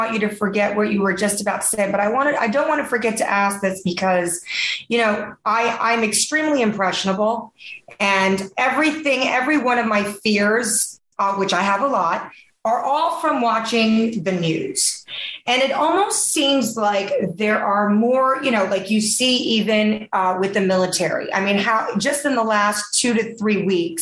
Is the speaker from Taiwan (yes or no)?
yes; Taiwan; moved away; I'm from Taiwan originally